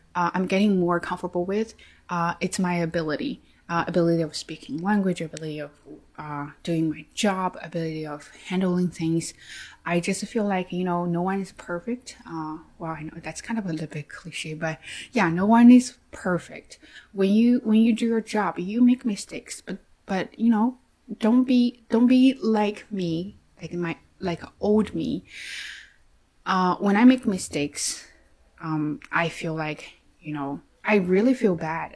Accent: China; English is a second language; i am chinese i have an accent

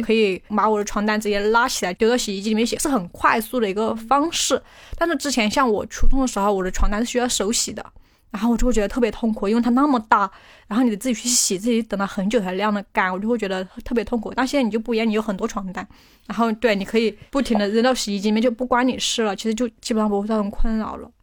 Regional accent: Guizhou, China; accent: southern; moved away; 我们贵州那边冬天嘛，冷的嘛，雨又很多，本来家里面很穷，还没有多少可以换的呀， 又是住校嘛

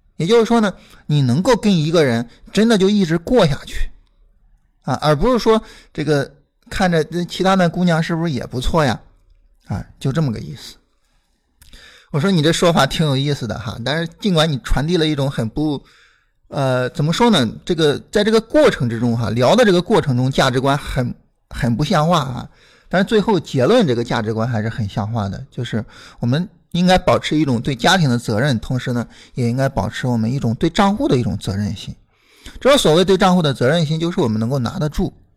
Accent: Shandong, China; 我是山东人

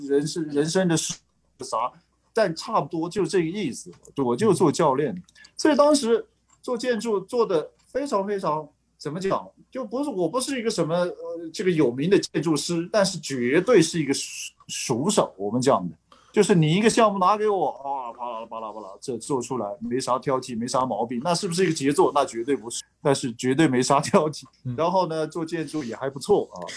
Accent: Kunming, Yunnan, China; moved away; 我在昆明，因为我家是昆明的

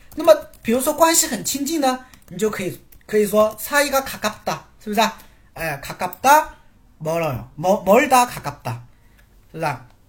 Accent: Quzhou, Zhejiang, China; moved away as an adult; 我家在，你们有没有听过浙江衢州？有没有听过浙江衢州？我老家是衢州的

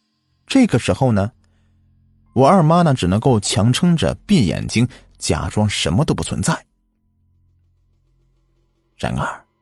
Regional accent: Shanxi, China; 我老家呢在山西的晋西北，那里是典型的黄土高原区，著名的走西口啊，指的就是这里。我们这边比较干旱，另外以前的这些人呢，住的都是窑洞。

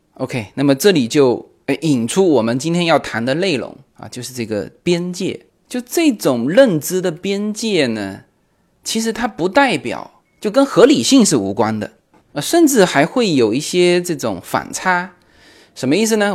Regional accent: China; 作为中国人嘛

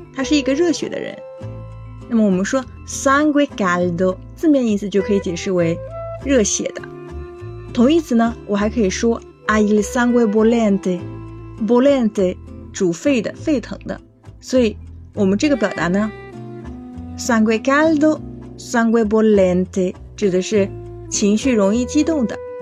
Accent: China; 我是中国人呀。 虽然学意大利语很久

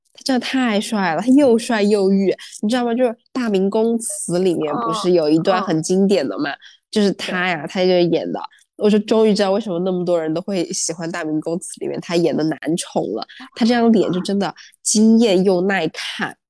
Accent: China; 我们，中国人

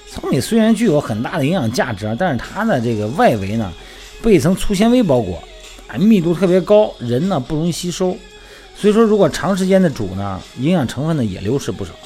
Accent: Shandong, China; moved away; 我们老家山东啊，那边儿要么喜欢喝羊汤，哎，那肉汤，火锅儿

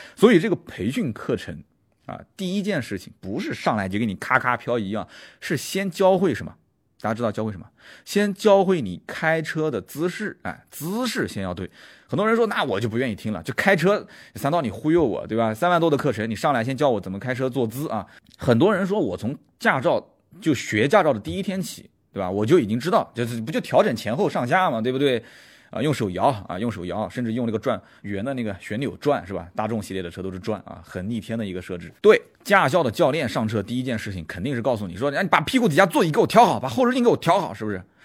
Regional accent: Nanjing, Jiangsu, China; 我是南京人，乐乐不分

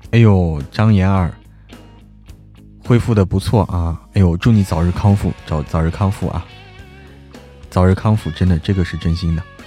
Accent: Hebei, China; now in Chengdu, China; 我是在成都的河北人

